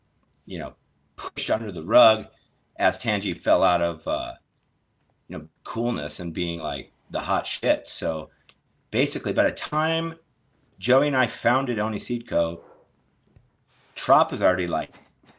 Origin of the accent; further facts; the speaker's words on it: St. Louis, Missouri, United States; originally I'm from the Midwest, St. Louis